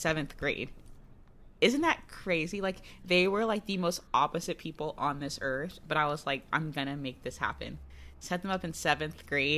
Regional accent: Florida, United States; moved away; people in my high school get married very young because I'm from Florida, like, rural mm-hmm. Florida. Not really rural. Country Florida

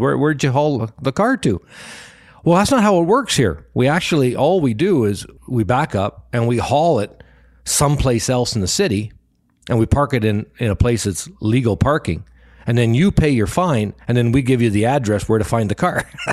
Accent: Canada; we're from Canada

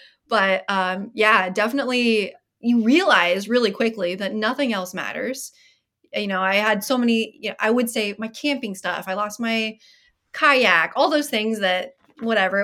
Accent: Iowa, United States; I grew up in Iowa, so there was tons of snow and ice everywhere all the time

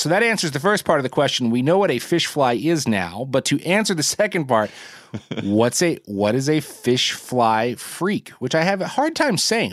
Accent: New Jersey, United States; my home state of Jersey

